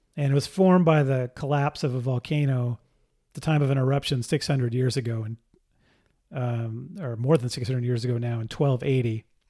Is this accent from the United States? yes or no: yes; Pacifica, California, United States; I grew up in Pacifica, California, just south of San Francisco.